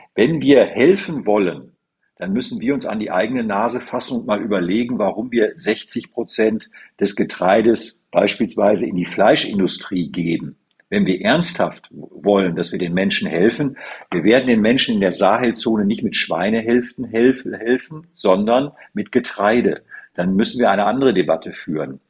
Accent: Münsterland, North Rhine-Westphalia, Germany; Ich komme ja aus der Bezirk, aus dem Münsterland

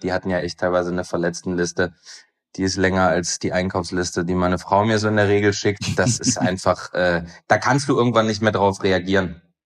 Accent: Aachen, North Rhine-Westphalia, Germany; moved away; Aber ich bin gebürtiger Aachener

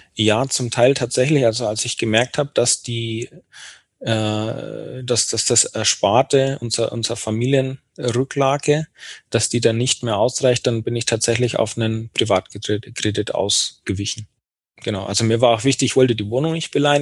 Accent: Bayreuth, Bavaria, Germany; in meiner Geburtsstadt in Bayreuth

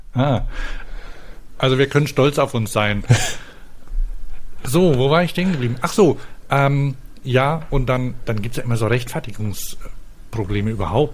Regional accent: Franconia, Bavaria, Germany; bei uns in Franken

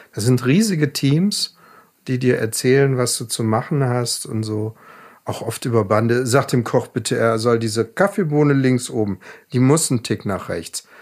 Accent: Ravensburg, Baden-Württemberg, Germany; moved away; in meiner Heimatstadt Ravensburg und es waren drei Gehminuten vom Elternhaus entfernt.

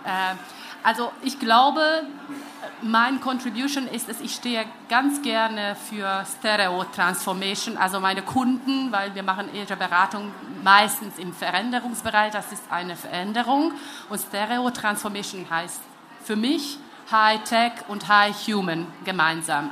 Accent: Hungary; German is a second language; now in Germany; ich bin Ungarin, lebe in Deutschland

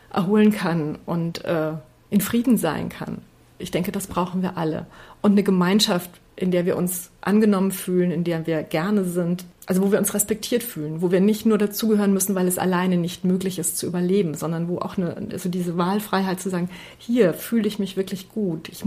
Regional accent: Transylvania, Romania; born there; Ich bin ja in Siebenbürgen geboren

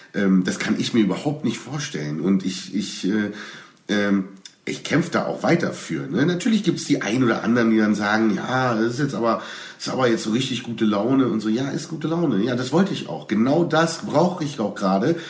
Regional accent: Berlin, Germany; ich als Berliner

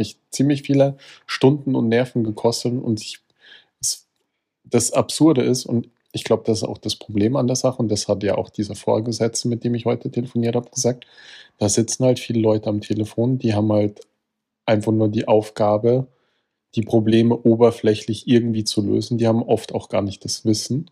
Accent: Austria; ich als Österreicher

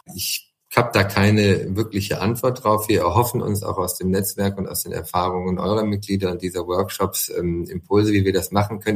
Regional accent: Siegen, North Rhine-Westphalia, Germany; moved away; Ich wohne zwar nicht mehr in Siegen, aber es ist nun mal meine Heimat, da komme ich her und das kann ich nicht und das will ich und würde ich auch niemals verleugnen. Ich bin ein Siegerländer

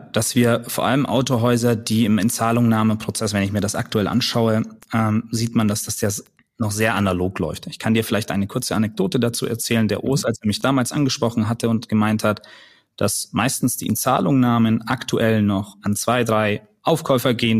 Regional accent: Nuremberg, Bavaria, Germany; moved away; ich komme ursprünglich aus Nürnberg, bin dort geboren und aufgewachsen

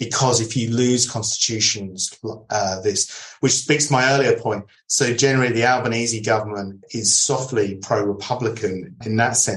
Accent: United Kingdom; also born or lived in Adelaide, Australia; now in Australia; as a British citizen living in Australia

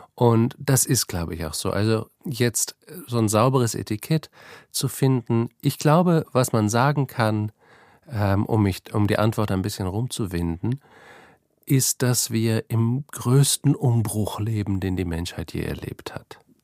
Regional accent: Northern Germany, Germany; moved away as an adult; now in Vienna, Austria; Ich bin, wie man unschwer hört, kein Österreicher. Ich komme eigentlich aus Deutschland, aus Norddeutschland

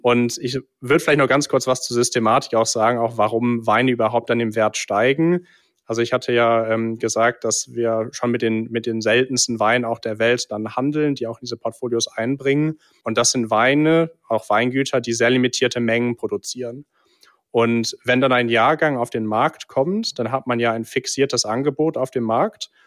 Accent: England, United Kingdom; now in Cologne, Germany; ich bin äh, tatsächlich gebürtiger Brite, mhm. bin in England geboren und aufgewachsen

